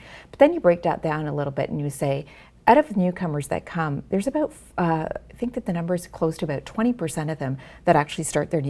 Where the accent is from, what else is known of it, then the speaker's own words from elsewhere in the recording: Ontario, Canada; in the time that we grew up in Ontario, a lot of the cultural amenities weren't available that are there today.